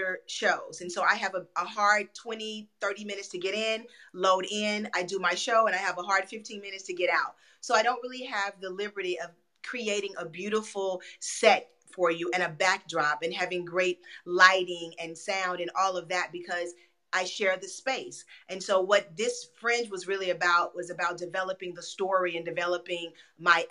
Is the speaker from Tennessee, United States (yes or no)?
yes; Memphis, Tennessee, United States; now in Los Angeles, United States; I'm from Memphis, Tennessee